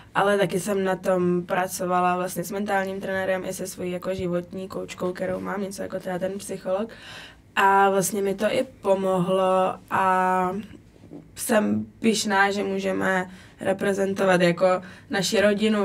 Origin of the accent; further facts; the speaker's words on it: Brno, South Moravian Region, Czechia; now in Italy; u nás v Brně uh, na té hale za Lužánkama